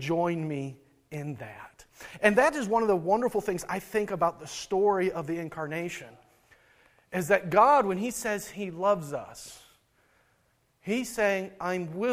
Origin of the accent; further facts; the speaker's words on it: Midwest, United States; now in Maine, United States; Growing up in the Midwest